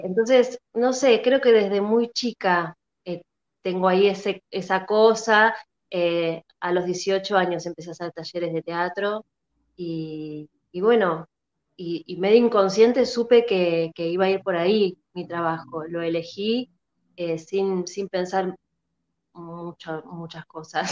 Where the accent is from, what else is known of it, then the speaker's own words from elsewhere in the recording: La Plata, Buenos Aires Province, Argentina; now in Buenos Aires, Argentina; Yo soy de La Plata, yo empecé haciendo talleres allá en La Plata